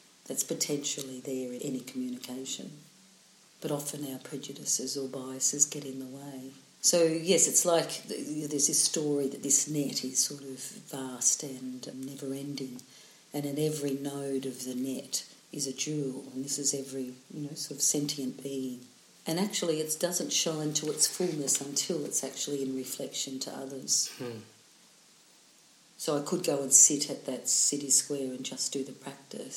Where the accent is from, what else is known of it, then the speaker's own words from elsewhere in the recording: Melbourne, Victoria, Australia; also born or lived in Emerald, Victoria; in Melbourne, because it's my hometown